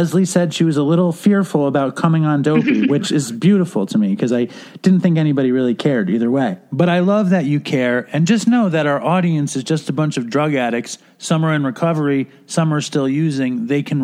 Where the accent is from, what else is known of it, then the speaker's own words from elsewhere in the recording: New York City, New York, United States; I'm, like, 5 years older than you, and I grew up in Manhattan